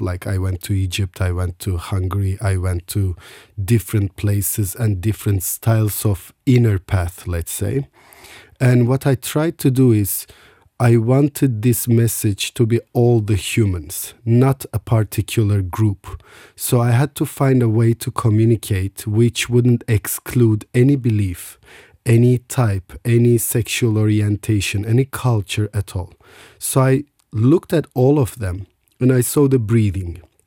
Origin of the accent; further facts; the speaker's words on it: Istanbul, Turkey; I was born in Istanbul.